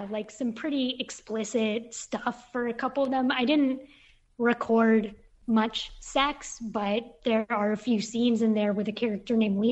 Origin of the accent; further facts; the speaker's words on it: Bay Area, California, United States; moved away as an adult; also born or lived in Brooklyn, New York; I was from the Bay Area living in Brooklyn